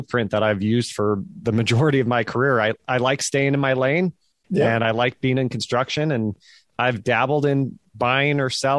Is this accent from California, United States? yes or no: yes; Fremont, California, United States; moved away as an adult; also born or lived in San Francisco, California; now in Nashville, United States; raised in Fremont myself